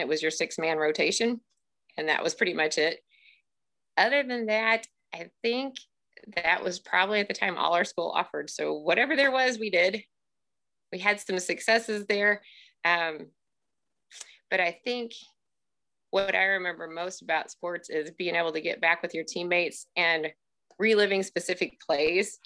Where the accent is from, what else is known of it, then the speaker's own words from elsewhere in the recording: Russellville, Missouri, United States; also born or lived in Springfield, Missouri; I grew up here in central Missouri in a small school